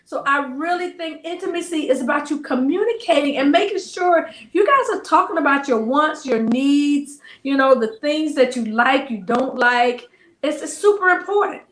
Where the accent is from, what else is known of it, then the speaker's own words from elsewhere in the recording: the South, United States; I'm from the South